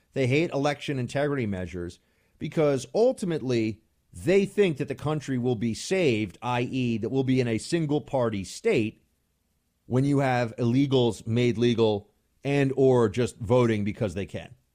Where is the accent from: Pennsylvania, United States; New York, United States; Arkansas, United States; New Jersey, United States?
New York, United States; moved away as an adult; now in Washington, D.C., United States; I'm still a New Yorker